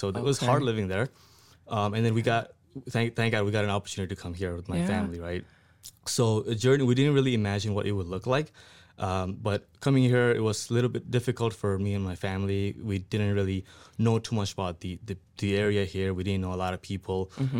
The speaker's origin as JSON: {"language": "English", "country": "Nepal", "moved": "yes", "lives_now": "Sioux Falls, United States", "said": "I'm originally from Nepal. I came here in 2011."}